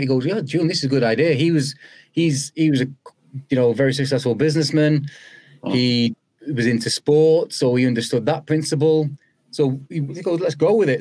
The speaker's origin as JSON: {"language": "English", "town": "Old Trafford", "region": "North West England", "country": "United Kingdom", "tie": "born or raised there", "also_born_or_lived": "Moss Side, Manchester", "said": "Moss Side was where I was born, and then spent the formative years all in Old Trafford"}